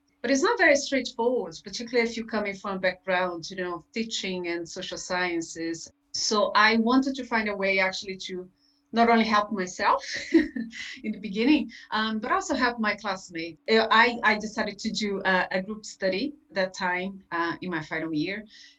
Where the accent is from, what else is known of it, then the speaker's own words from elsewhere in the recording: Brazil; English is a second language; moved away as an adult; now in Ireland; I'm originally from Brazil. I had a career as a teacher back in my country. Then when I moved to Ireland, I got a degree in psychology at UCC.